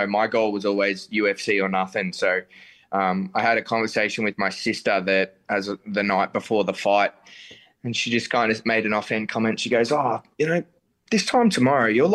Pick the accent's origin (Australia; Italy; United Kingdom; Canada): Australia; Melbourne, Victoria; I'm a real Melbourne centric person. You know, I love this city